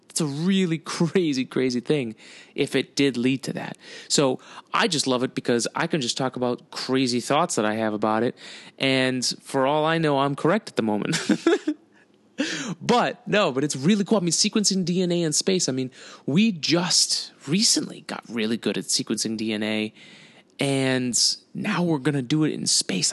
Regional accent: United States; I'm fucking American.

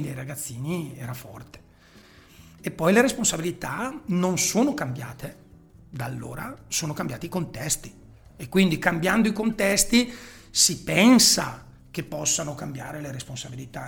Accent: Chiari, Lombardy, Italy; la squadra del mio paese dove io appunto militavo

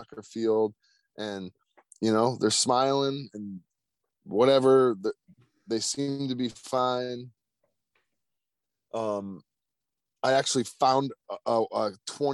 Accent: United States; the United States

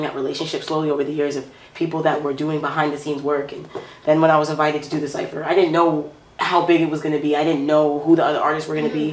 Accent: Brampton, Ontario, Canada; also born or lived in Toronto; I'm from Toronto, I'm born in Toronto, but I'm living in Brampton, I'm growing up in Brampton, and I found my sound in Brampton

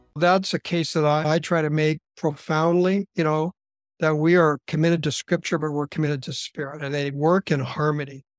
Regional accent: Southern California, United States; now in Canada; I was born and raised in Southern California, so I'm actually a California boy

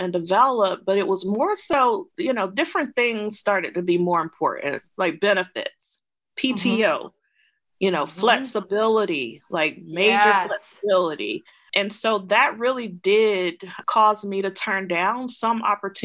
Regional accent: Edison, Georgia, United States; moved away as an adult; also born or lived in Atlanta, Georgia; So I grew up in Southwest Georgia, grew up in poverty.

